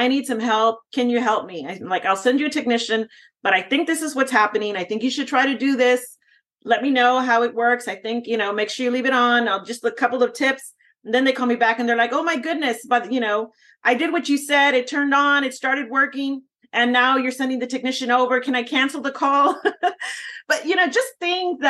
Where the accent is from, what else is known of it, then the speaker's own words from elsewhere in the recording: Texas, United States; I'm from Texas